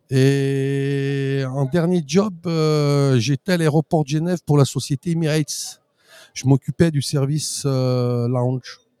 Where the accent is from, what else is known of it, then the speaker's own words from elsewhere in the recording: Auvergne-Rhône-Alpes, France; born there; je suis né en Maurienne, en montagne. Après, j'ai fait une faculté à Chambéry